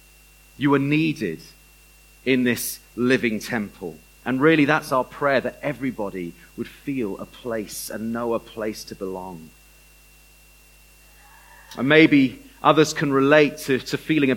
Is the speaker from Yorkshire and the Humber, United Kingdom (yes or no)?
no; Bath, South West England, United Kingdom; I grew up in Bath.